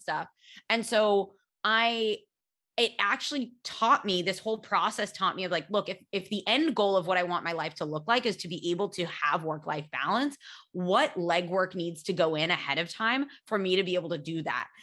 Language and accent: English; United States; accent: American; when I was little, I used to be so embarrassed of my American accent